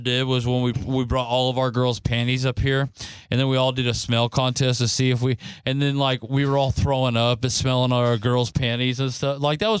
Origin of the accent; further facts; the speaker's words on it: Nebraska, Iowa area, Midwest, United States; moved away; I'm from Nebraska, Iowa area. I'm from right there.